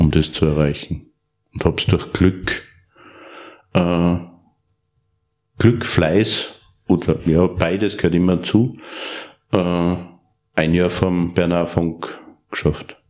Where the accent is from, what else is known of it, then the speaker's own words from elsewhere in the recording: Steyr, Upper Austria, Austria; Ich bin in Steyr, Oberösterreich geboren aufgewachsen